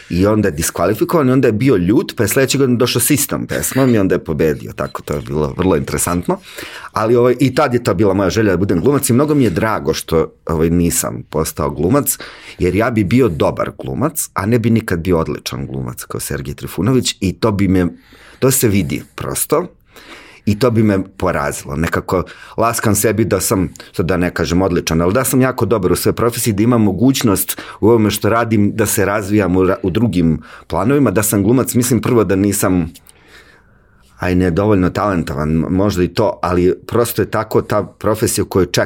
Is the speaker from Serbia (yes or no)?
yes; Užice, Zlatibor District, Serbia; ja sam inače iz Užica